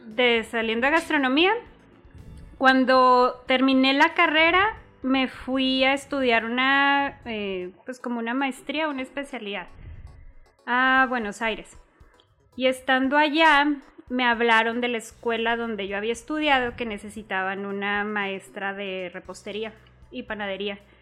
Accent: Chihuahua, Mexico; also born or lived in El Paso, Texas, United States; prácticamente nada más nací allá y toda mi vida he crecido, he estudiado aquí en Chihuahua

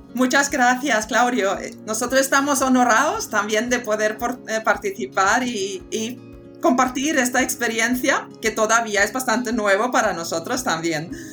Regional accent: Sweden; also born or lived in United States; now in Spain; Yo soy muy sueca, eh, es decir, que he nacido en una isla y he aprendido a aprender con los elementos de la naturaleza y el clima que tenemos allí. Y esto significa de siete años coger la bicicleta en la oscuridad a volver a casa

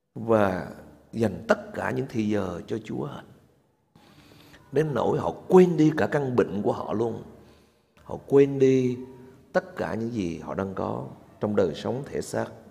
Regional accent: Vietnam

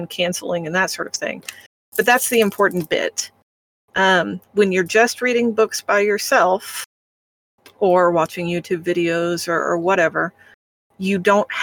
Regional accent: Midwest, United States; I'm from the Midwest.

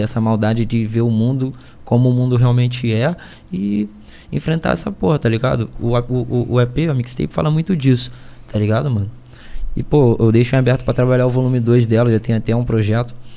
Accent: Niterói, Rio de Janeiro, Brazil; Eu sou do Rio

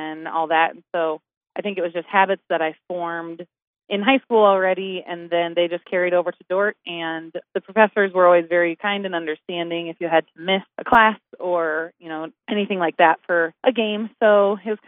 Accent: Denver, Colorado, United States; also born or lived in Sioux Center, Iowa / Montana; I was born in Sioux Center. We moved to Denver when I was about 2

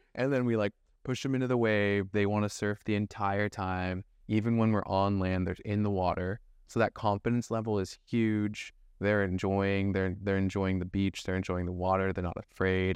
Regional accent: Thousand Oaks, California, United States; also born or lived in Camp Pendleton, California; I was born and raised in Thousand Oaks, California, which is a small little suburb in Ventura County

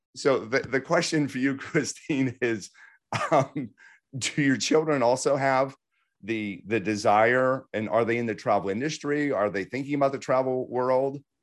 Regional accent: Pittsburgh, Pennsylvania, United States; I grew up in Pittsburgh

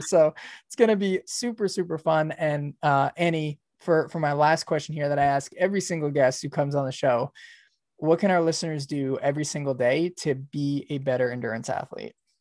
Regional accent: New York, United States; moved away; I'm from New York too originally

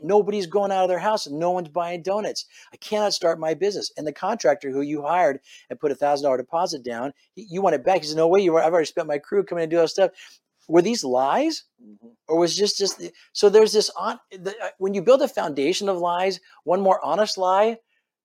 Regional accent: Fullerton, California, United States; moved away as an adult; now in Dallas, United States; I was born and raised in Southern California.

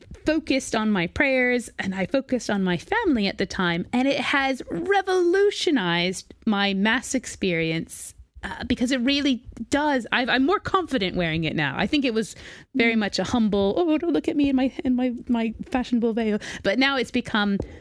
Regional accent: United States; moved away; also born or lived in New York; I am from America

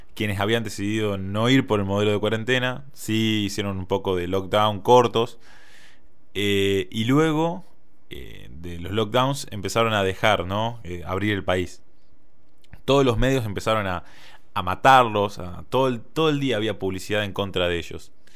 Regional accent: Argentina

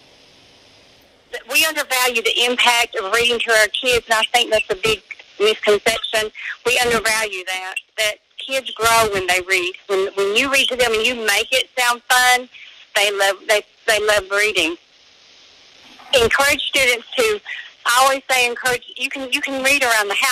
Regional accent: Eastern Kentucky, United States; I'm from Eastern Kentucky. I work in Pike County.

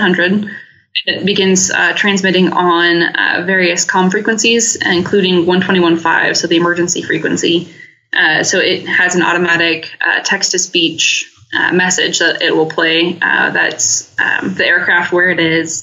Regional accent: Oregon, United States; moved away as an adult; also born or lived in Utah; I grew up in Oregon

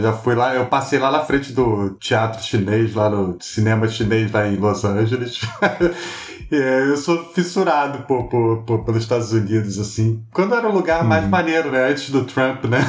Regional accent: Rio de Janeiro, Brazil; moved away as an adult; now in São Paulo, Brazil; eu sou carioca

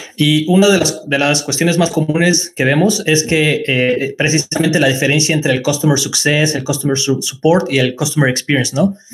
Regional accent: Mexico; moved away as an adult; also born or lived in China; now in Nantes, France; yo soy de México

